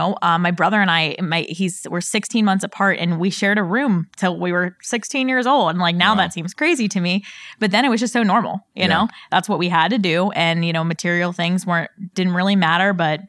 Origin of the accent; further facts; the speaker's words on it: Pittsburgh, Pennsylvania, United States; Yeah, so I'm from Pittsburgh, Pennsylvania. Definitely never thought I would leave there. So that's kind of the first part of my story is, you know, all my family lives kind of in one small town in Pittsburgh.